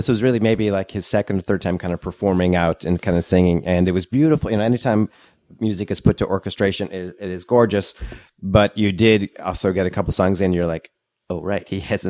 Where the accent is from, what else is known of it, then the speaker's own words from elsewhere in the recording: New England, United States; now in Asheville, United States; I grew up in New England